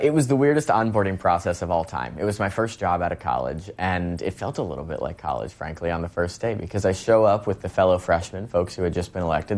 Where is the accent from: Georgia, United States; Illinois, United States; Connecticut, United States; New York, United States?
Connecticut, United States; Westport; my hometown of Westport